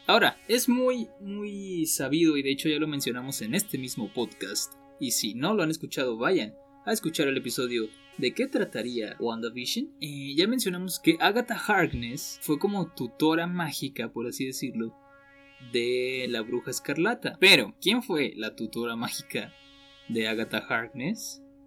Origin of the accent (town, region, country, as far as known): Mexico